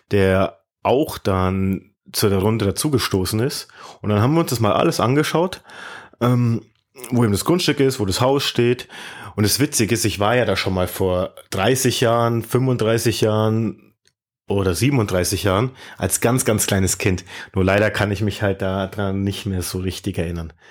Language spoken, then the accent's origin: German; Munich, Bavaria, Germany; Ich komme aus Deutschland, aus München.